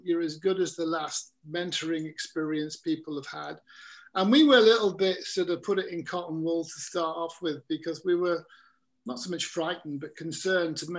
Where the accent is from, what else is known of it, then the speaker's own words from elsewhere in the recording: England, United Kingdom; I'm an Englishman. I mean, I'm not Welsh